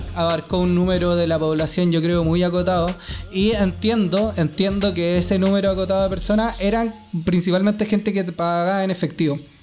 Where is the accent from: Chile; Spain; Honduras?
Chile; soy chileno